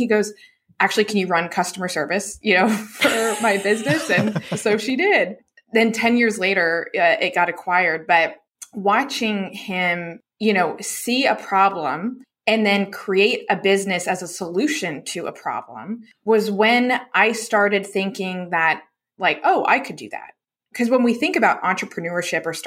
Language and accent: English; Charlotte, North Carolina, United States; I grew up in right outside of Charlotte, North Carolina